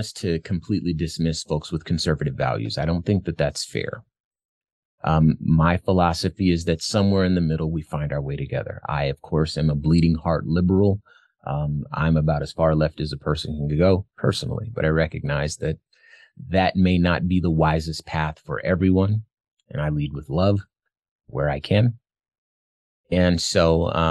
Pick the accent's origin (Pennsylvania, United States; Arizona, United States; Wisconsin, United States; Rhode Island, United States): Arizona, United States; my home state of Arizona